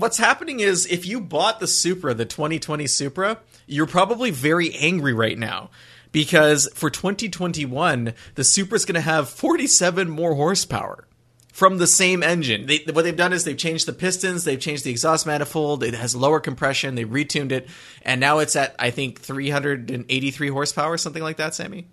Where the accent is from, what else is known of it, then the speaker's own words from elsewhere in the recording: southern Quebec, Canada; I grew up near Vermont, near the Vermont border in southern Quebec.